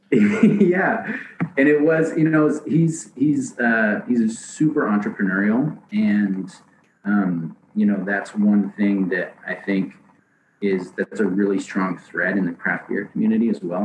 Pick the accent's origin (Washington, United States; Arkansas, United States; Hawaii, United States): Washington, United States; Seattle; moved away as an adult; also born or lived in San Diego / Portland; I grew up in Seattle